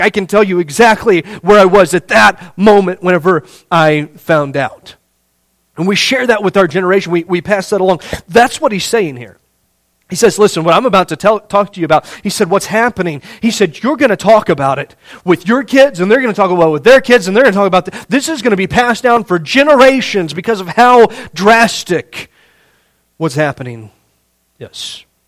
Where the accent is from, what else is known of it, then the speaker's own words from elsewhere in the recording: Indiana, United States; growing up in Indiana